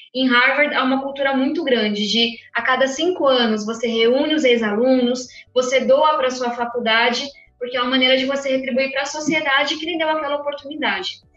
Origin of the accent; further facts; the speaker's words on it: São Paulo, Brazil; moved away as an adult; also born or lived in United States; eu venho da periferia de São Paulo